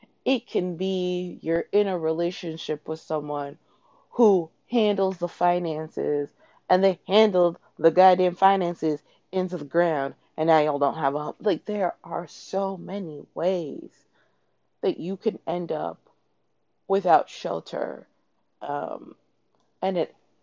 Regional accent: Toronto, Ontario, Canada; now in New York City, United States; I grew up in Toronto.

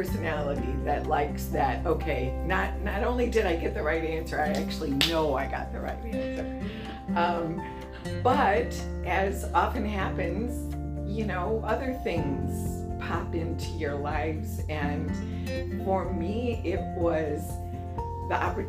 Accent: Belleville, Illinois, United States; I grew up in Belleville, Illinois, which is right across the Mississippi River from St. Louis, in a small town

